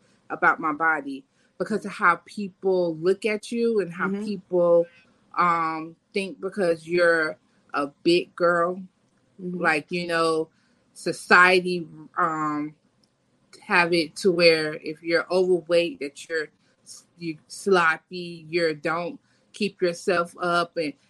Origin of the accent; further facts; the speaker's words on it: Fort Lauderdale, Florida, United States; But yeah, I'm from Fort Lauderdale. {S0} Yeah. {S1} Born and raised.